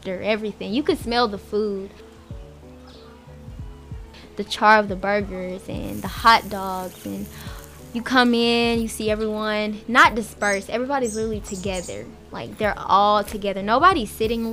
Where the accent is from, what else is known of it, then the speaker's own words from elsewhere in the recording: Huntsville, Alabama, United States; moved away as an adult; now in Bowling Green, United States; I am a freshman, and I'm from Huntsville, Alabama.